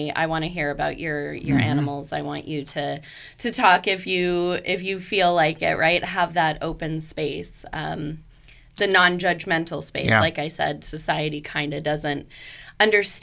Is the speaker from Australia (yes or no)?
no; Canada; now in Fredericksburg, United States; I'm Canadian